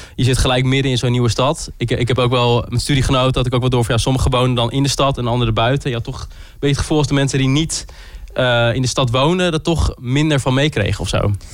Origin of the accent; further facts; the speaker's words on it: Groningen, Netherlands; ik kom zelf ook uit Groningen, dus het ouderlijk huis was altijd wel dichtbij